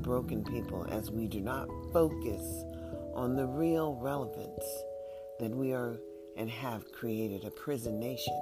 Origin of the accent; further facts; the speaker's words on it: United States; also born or lived in Nevada; we are still an American and only American, because we don't know our heritage